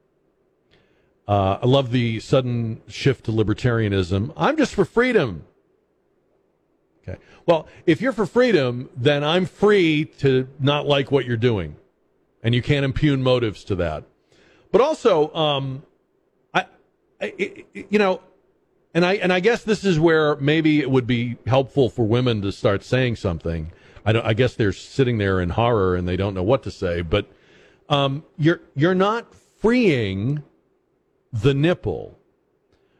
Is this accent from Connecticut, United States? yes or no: no; Massachusetts, United States; moved away as an adult; I'm from Massachusetts.